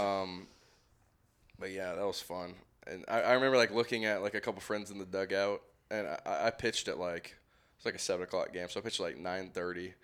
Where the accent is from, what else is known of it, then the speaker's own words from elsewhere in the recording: Marietta, Georgia, United States; I'm from Marietta, Georgia, and it, which is often referred to as East Cobb